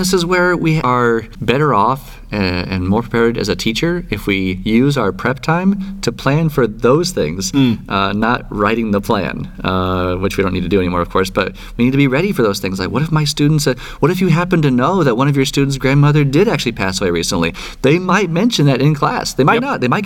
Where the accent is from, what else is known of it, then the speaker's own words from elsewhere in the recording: California, United States; I grew up in California